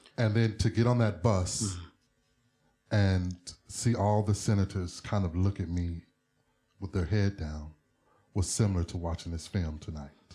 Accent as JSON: {"language": "English", "country": "United States", "said": "I'm from America"}